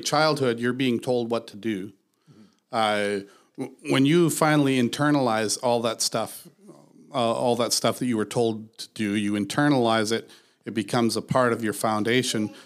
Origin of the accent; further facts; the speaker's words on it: Canada; I'm a Canadian